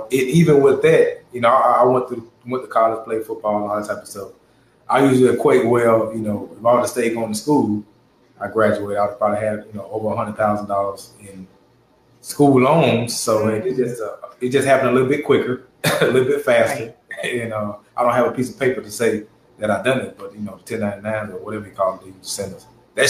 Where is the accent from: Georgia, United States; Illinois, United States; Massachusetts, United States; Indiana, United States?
Indiana, United States; Gary; born there; Well, no, I was born in Gary, Indiana.